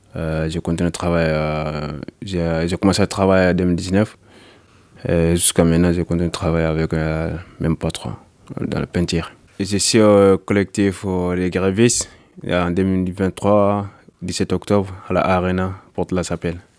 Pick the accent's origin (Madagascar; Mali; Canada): Mali; moved away as an adult; now in France; je viens du Mali. Euh, j'ai arrivé en France en 2019